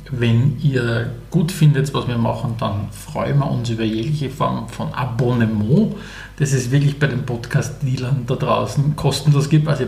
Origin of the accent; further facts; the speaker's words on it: Styria, Austria; Aus der Oststeiermark. Also dort, wo, wo ich bin, ist es noch sehr Okay